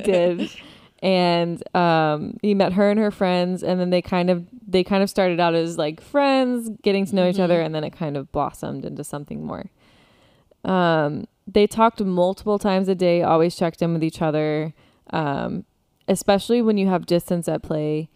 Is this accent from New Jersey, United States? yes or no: no; Florida, United States; we are from Florida